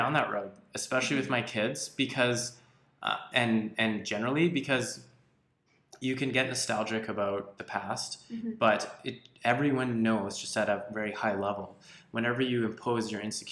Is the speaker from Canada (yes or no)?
yes; Saskatchewan, Canada; moved away; I'm from Saskatchewan